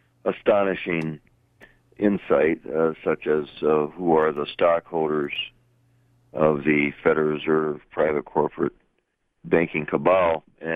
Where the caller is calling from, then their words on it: Davison, Michigan, United States; Davison, east of Flint.